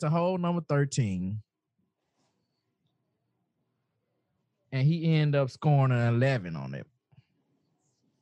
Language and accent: English; the South, United States; I am from the South. If I said gal, you know, this is the way I talk